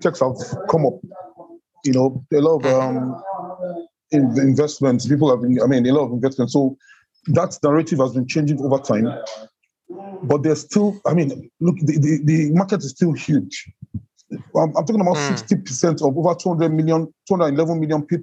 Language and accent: English; Nigeria; I'm an entrepreneur from Nigeria